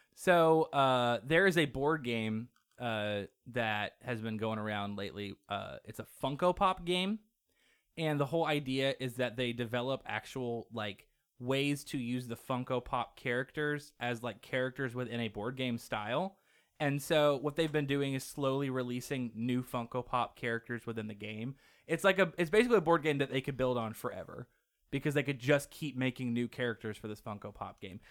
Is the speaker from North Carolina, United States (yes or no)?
no; Muncie, Indiana, United States; we come from Muncie